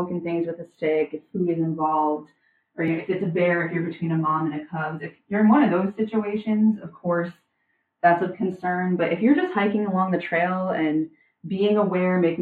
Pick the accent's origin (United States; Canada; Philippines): United States; Northeast; moved away as an adult; now in Florida, United States; I'm originally from the Northeast.